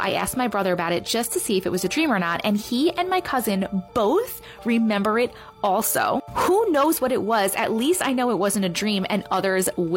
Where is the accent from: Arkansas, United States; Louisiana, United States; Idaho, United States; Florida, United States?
Louisiana, United States; New Orleans; When I was a kid growing up in New Orleans